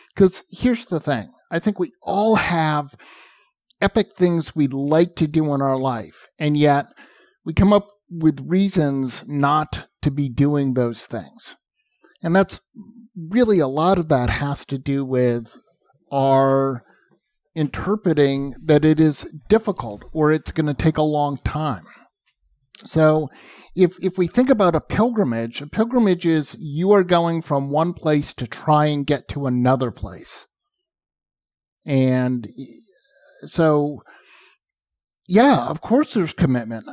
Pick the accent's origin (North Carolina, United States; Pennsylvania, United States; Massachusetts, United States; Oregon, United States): Massachusetts, United States; outside of Boston; I grew up outside of Boston. I grew up watching the Boston Marathon